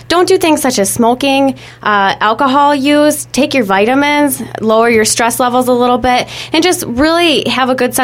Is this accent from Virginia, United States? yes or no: no; Wisconsin Rapids, Wisconsin, United States; I plan on competing in the Miss Wisconsin Rapids pageant in October, because that is my hometown